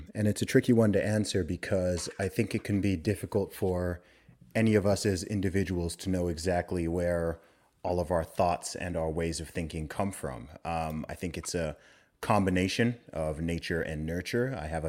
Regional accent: Saudi Arabia; also born or lived in United Kingdom; but I was born in the UK. I'm British. I grew up in the Middle East in Saudi Arabia. I lived there for 20 years.

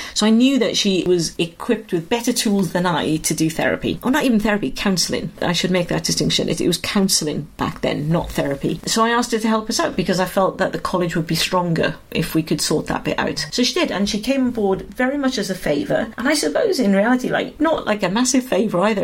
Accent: Wales, United Kingdom; moved away as an adult; also born or lived in London; when I was in Wales, and then I moved to London when I was 18, and I became fiercely Welsh.

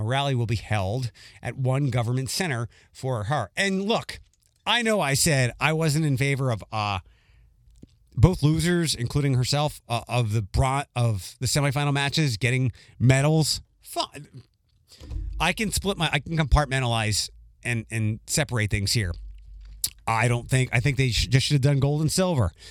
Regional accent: Philadelphia, Pennsylvania, United States; moved away; where I grew up in Philadelphia

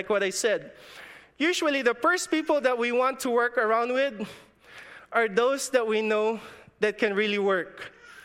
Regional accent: Philippines; moved away; In my hometown in the Philippines, our economy is agriculture.

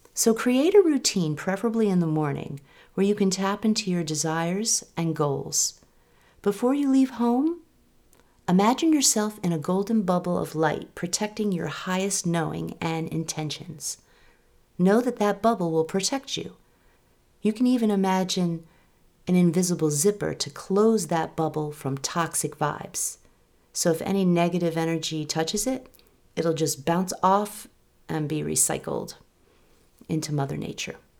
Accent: New York, United States; now in Sudbury, United States; I live outside Boston with my family, and I'm originally from New York

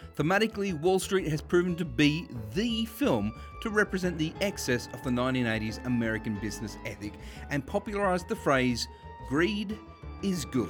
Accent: Sydney, New South Wales, Australia; we grew up in Western Sydney

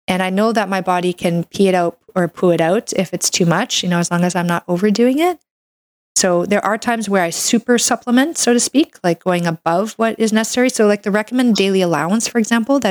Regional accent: Canada; I'm a Canadian medical doctor

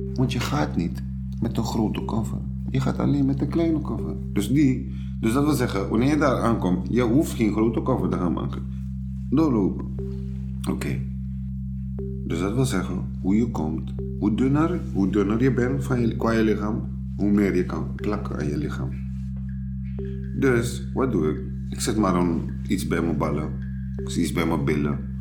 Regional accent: Suriname; born or raised there; now in Netherlands

